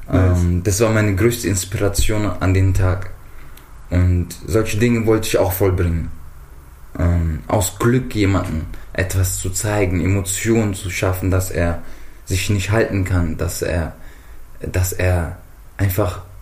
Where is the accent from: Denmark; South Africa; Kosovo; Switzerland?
South Africa; Johannesburg, Gauteng; also born or lived in Mozambique; und ähm, stamme aber aus Mosambik. Ähm, die ersten Kindheitszeiten verbrachte ich in Südafrika.